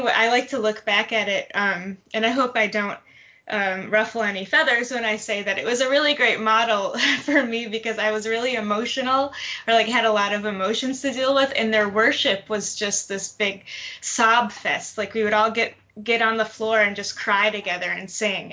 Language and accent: English; Detroit, Michigan, United States; also born or lived in Tallahassee, Florida; now in Atlanta, United States; originally from Detroit, Michigan.